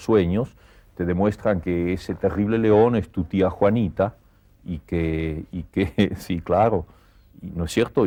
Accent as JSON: {"language": "Spanish", "country": "Argentina", "also_born_or_lived": "Barcelona, Spain", "moved": "as an adult", "lives_now": "Paris, France", "said": "estoy muy contento de ser argentino"}